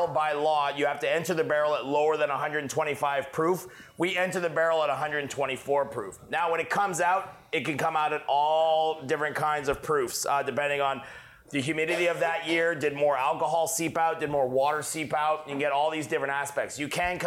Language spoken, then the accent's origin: English; Canada; moved away; also born or lived in Texas; I'm French Canadian